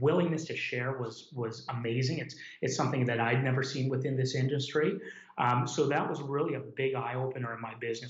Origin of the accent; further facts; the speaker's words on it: Hamilton, Ontario, Canada; also born or lived in Dundas, Ontario; I grew up in Hamilton or Dundas.